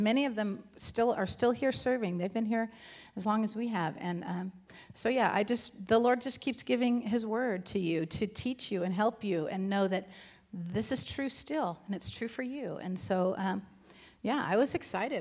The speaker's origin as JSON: {"language": "English", "region": "Southern California", "country": "United States", "tie": "born or raised there", "moved": "as an adult", "lives_now": "Virginia, United States", "said": "born and raised in Southern California"}